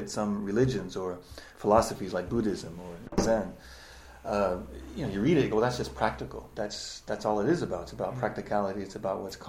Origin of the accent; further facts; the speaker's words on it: United States; moved away as an adult; now in Japan; I am an American who has lived in Japan for 21 years, and that's my home